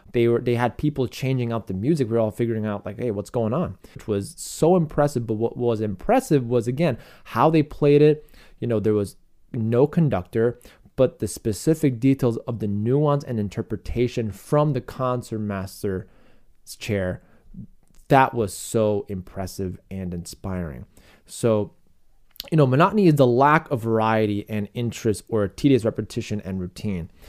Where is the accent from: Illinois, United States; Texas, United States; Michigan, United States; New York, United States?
Illinois, United States; Chicago; my hometown of Chicago